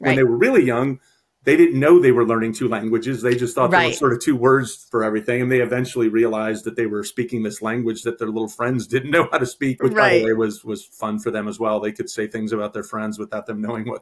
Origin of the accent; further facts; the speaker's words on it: Illinois side, United States; now in Glen Ellyn, United States; I grew up just west of here, an area called the Quad Cities, which is on the Illinois-Iowa border